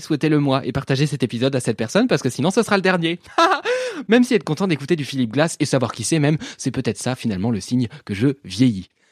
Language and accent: French; France; also born or lived in Paris / Normandy; je suis parisien et normand